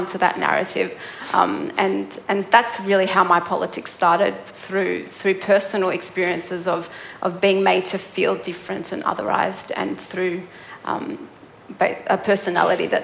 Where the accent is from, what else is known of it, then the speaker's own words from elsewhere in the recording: Melbourne, Victoria, Australia; I grew up in Melbourne.